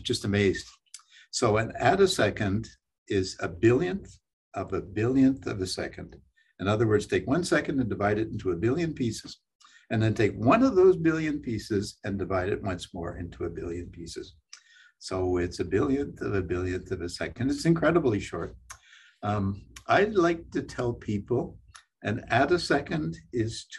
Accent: Saint John, New Brunswick, Canada; moved away as an adult; also born or lived in Nova Scotia / Bethlehem, Pennsylvania; I'm from St. John, New Brunswick. I went to St. John High School

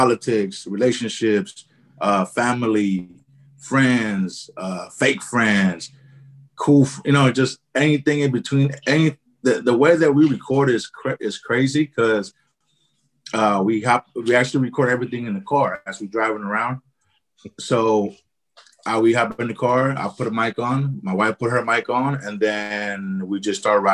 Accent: Oakland, California, United States; I'm from Oakland, California

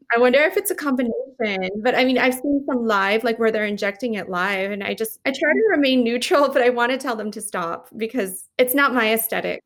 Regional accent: Las Vegas, Nevada, United States; moved away as an adult; also born or lived in Los Angeles; I moved back to Las Vegas, my hometown

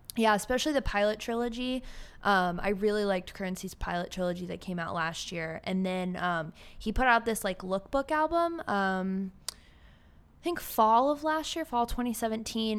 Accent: Cleveland, Ohio, United States; moved away as an adult; now in Austin, United States; I grew up in Cleveland, four four oh, two one six

